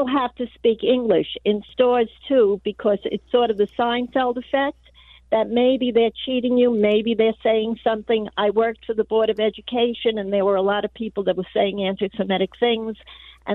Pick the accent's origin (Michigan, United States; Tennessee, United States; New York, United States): New York, United States; now in Glendale, United States; I'm calling from Glendale, but I am from New York